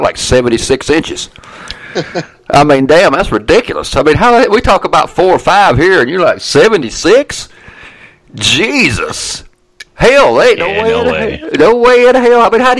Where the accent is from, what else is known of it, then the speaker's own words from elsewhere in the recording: Atlanta, Georgia, United States; moved away; I'm from Atlanta.